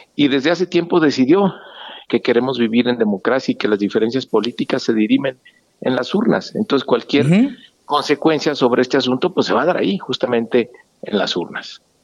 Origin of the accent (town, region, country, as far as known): Mexico